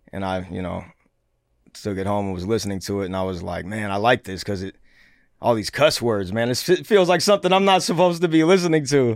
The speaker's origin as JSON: {"language": "English", "town": "Seattle", "region": "Washington", "country": "United States", "tie": "born or raised there", "said": "Born and raised in Seattle, Washington."}